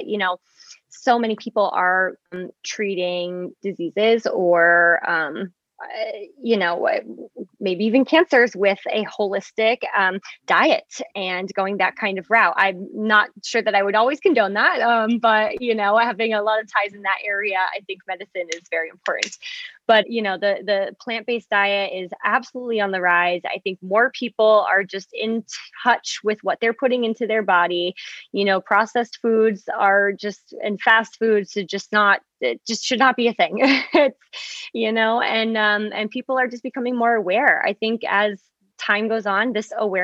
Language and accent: English; Massachusetts, United States; I'm a New England girl. I grew up in Massachusetts.